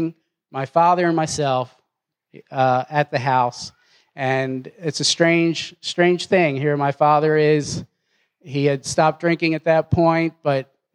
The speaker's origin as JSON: {"language": "English", "town": "Philadelphia", "region": "Pennsylvania", "country": "United States", "tie": "born or raised there", "moved": "yes", "lives_now": "Knoxville, United States", "said": "Philadelphia is a little bit different than Knoxville. So growing up there was a tad different"}